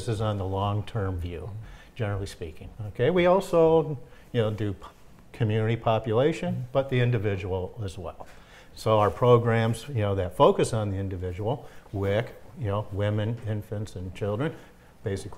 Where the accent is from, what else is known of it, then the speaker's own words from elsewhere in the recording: St. Clair Shores, Michigan, United States; I grew up in the Detroit area, okay. St. Clair Shores